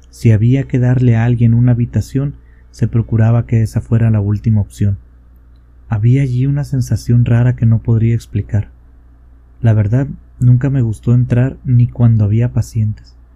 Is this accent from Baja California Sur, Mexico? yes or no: yes; La Paz, Baja California Sur, Mexico; born there; A mí me pasó en un hospital de la ciudad donde yo nací, en la ciudad de La Paz, Baja California Sur.